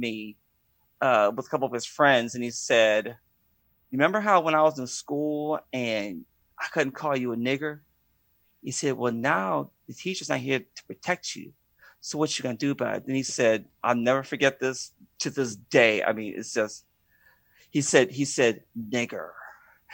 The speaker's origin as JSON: {"language": "English", "town": "Pittsburgh", "region": "Pennsylvania", "country": "United States", "tie": "born or raised there", "also_born_or_lived": "Washington State", "said": "I grew up in Pittsburgh, Pennsylvania"}